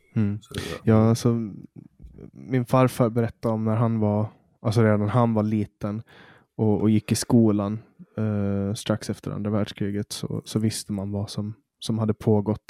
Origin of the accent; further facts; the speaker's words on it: Åland, Finland; Alltså vi är ju en minoritet, vi ålänningar. Vi är ju svenskspråkiga finländare.